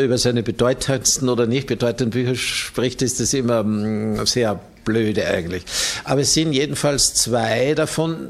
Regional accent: Austria; bei uns in Österreich

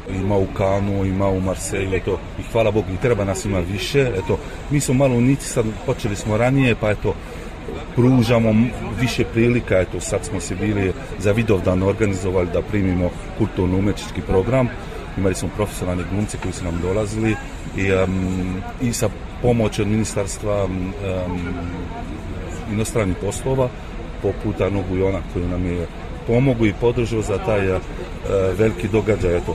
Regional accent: near Lyon, Auvergne-Rhône-Alpes, France; also born or lived in French Riviera; Ja sam isto a, dete a, djaspori, ja sam rođen ovde u Francuskoj, blizu Liona

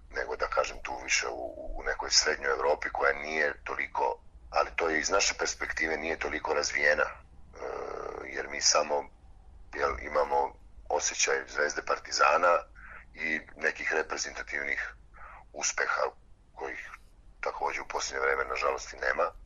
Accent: Bačka Topola, Vojvodina, Serbia; moved away as an adult; also born or lived in Novi Sad / Belgrade; now in Debrecen, Hungary; ja sam iz, iz Bačke Topole rodom, kasnije sam se preselio, sa suprugom smo se odselili u Beograd, ali u Novom Sadu sam završio fakultet za sport

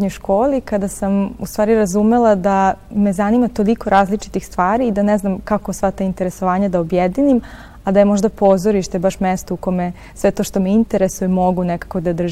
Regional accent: Stara Pazova, Vojvodina, Serbia; also born or lived in Novi Sad; ja rođena zapravo u Novom Sadu, ali sam odrasla u Staroj Pazovi.

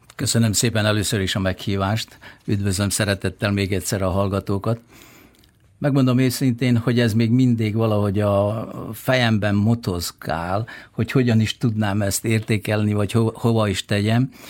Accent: Bačka, Vojvodina, Serbia; now in Zrenjanin, Serbia; én mint Bácskai emlékszem, hogy hogy néz ki Bácska, rég elmentem Bácskából

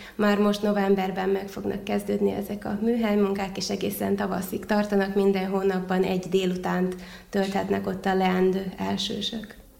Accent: Vojvodina, Serbia; also born or lived in Szeged; itt a saját szülővárosomban

